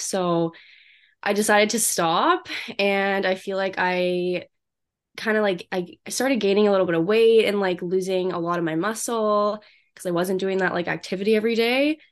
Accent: Vancouver, British Columbia, Canada; moved away as an adult; now in Kelowna, Canada; I'm from Canada. I grew up in Vancouver

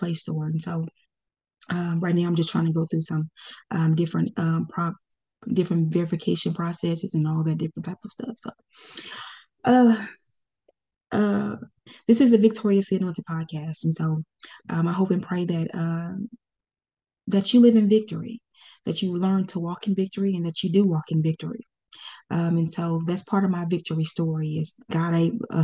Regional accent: Pine Bluff, Arkansas, United States; also born or lived in Conway, Arkansas; Pine Bluff, Arkansas. This is my hometown. I was born and raised there, went to school there

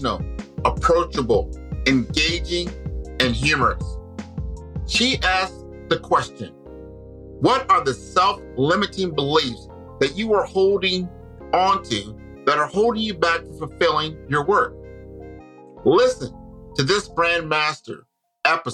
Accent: Omaha, Nebraska, United States; I'm from Omaha, Nebraska

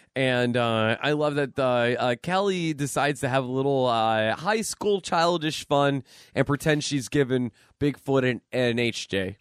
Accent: Erie, Pennsylvania, United States; Erie, Pennsylvania, my hometown

